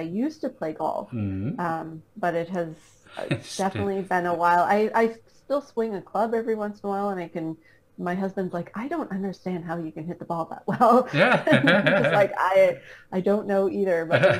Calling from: Canada; Right now, I am back in Canada. We just got back from Florida 2 weeks ago.

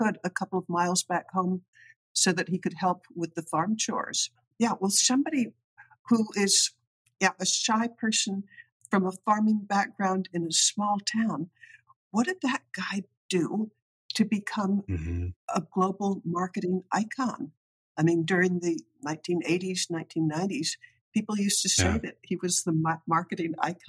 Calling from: Salisbury, Maryland, United States; Salisbury, Maryland, which is where Perdue headquarters is.

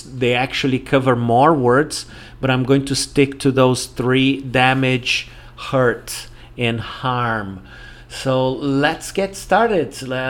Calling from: Porto Alegre, Rio Grande do Sul, Brazil; English is a second language

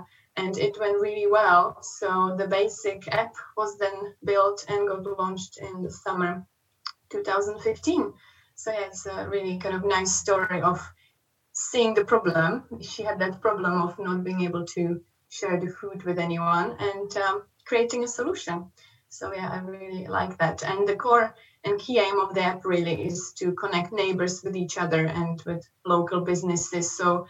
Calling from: Jersey; I'm calling from Jersey, Channel Islands.

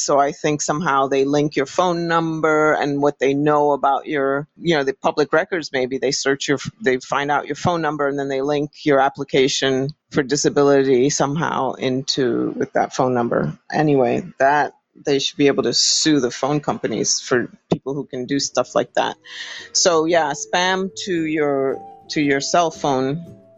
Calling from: Florida, United States; I'm calling from Florida.

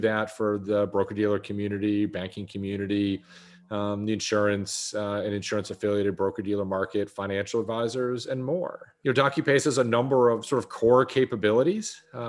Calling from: Dallas, Texas, United States; I'm calling in from Dallas, Texas. So it is gray and 39 here in Dallas, Texas.

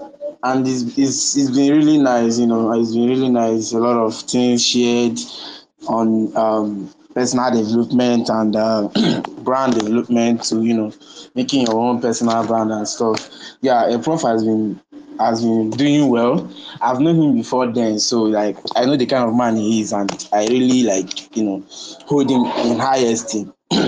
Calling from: Enugu State, Nigeria; Okay, I'm tuning in from Enugu State, yeah.

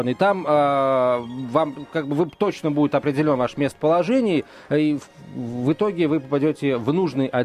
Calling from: Dedovsk, Moscow Oblast, Russia; Здравствуйте, я из Дедовска.

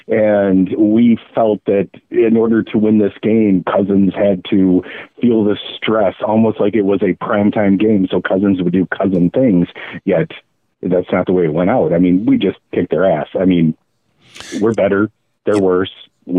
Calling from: Grand Rapids, Michigan, United States; I'm from Grand Rapids, and I'm an addict to the podcast.

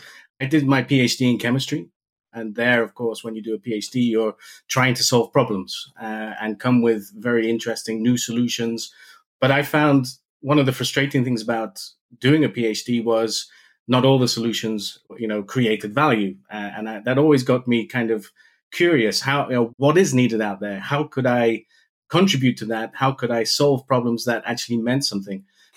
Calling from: Maastricht, Limburg, Netherlands; I'm calling in from Maastricht. I have a home office base, but it's not far away from the headquarters for Stahl.

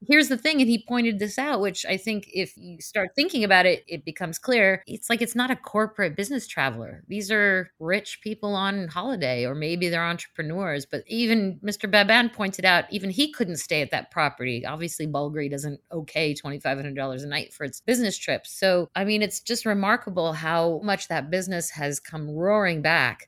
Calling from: Los Angeles, California, United States; I'm calling in from Los Angeles

